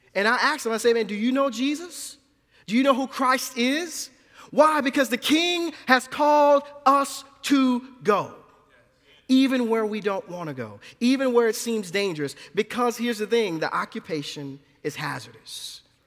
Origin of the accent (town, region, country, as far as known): New Orleans, Louisiana, United States; born or raised there; moved away